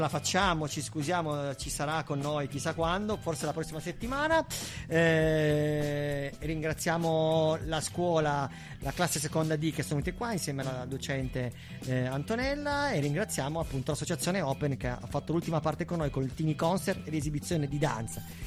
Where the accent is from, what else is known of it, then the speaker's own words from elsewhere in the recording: Bra, Piedmont, Italy; io non sono di Alba, sono di Bra